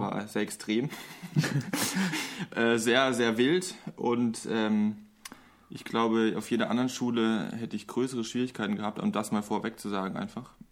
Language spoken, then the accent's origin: German; Lörrach, Baden-Württemberg, Germany; also born or lived in Mannheim; bin dann recht früh nach Lorach gezogen. Das ist eigentlich, das liegt genau an der Grenze zu Basel und zu Frankreich. Im Dreiländereck